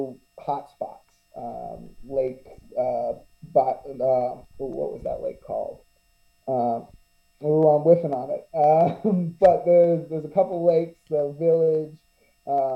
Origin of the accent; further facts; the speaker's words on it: Sarasota, Florida, United States; I'm from Sarasota